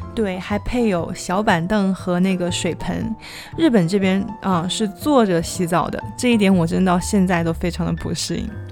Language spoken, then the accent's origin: Chinese; southern China, China; now in Tokyo, Japan; 我作为一个南方人，没有经过东北的澡堂子